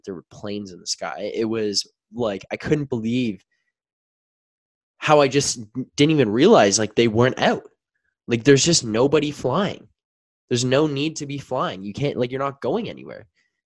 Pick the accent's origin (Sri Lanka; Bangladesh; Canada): Canada; Aurora, Ontario; I'm from Aurora